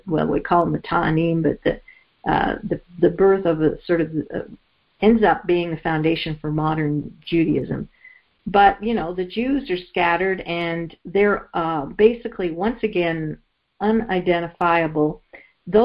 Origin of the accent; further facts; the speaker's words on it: Canada; I grew up in Canada